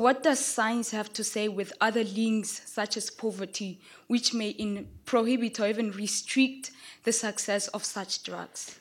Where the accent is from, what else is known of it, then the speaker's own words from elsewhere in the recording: Lesotho; now in Oxford, United Kingdom; I come from Oxford, but I'm originally from Lesotho